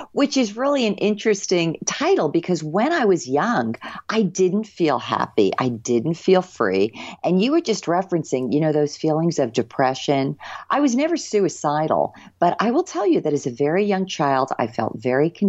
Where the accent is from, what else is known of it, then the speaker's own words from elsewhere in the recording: New Jersey, United States; moved away; I grew up in New Jersey, nice state